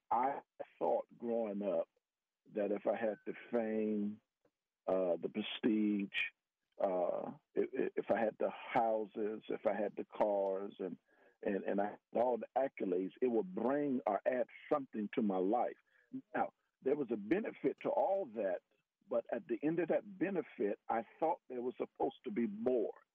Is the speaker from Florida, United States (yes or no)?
yes; Miami, Florida, United States; moved away as an adult; also born or lived in West Virginia; now in Texas, United States; I'm a Floridian. I grew up in Miami, Florida.